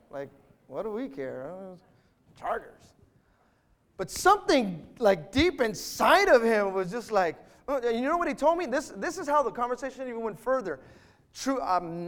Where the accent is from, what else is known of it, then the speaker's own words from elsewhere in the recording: Bay Area, California, United States; moved away; I was from the Bay Area